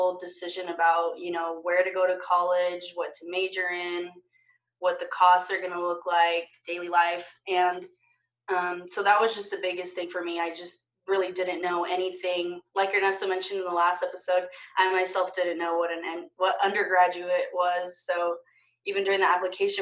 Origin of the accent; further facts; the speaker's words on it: Salinas, California, United States; also born or lived in Bakersfield, California; I was born and raised in Salinas, California.